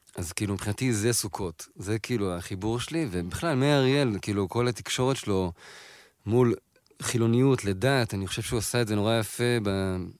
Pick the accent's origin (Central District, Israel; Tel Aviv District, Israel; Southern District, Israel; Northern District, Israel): Tel Aviv District, Israel; Tel Aviv; שנינו גדלנו בתל אביב